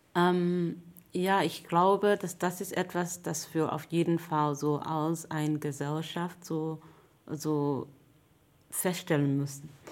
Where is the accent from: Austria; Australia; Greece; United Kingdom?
United Kingdom; London; German is a second language; now in Hamburg, Germany; ich komme eigentlich aus England, aus London